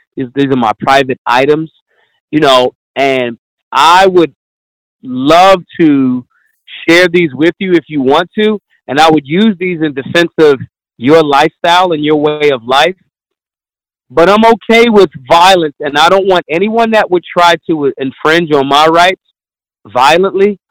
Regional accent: Philadelphia, Pennsylvania, United States; I'm I'm from Philly

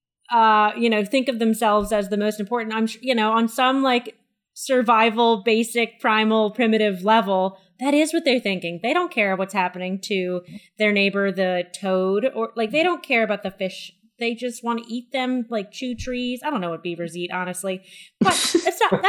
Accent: United States; As an American

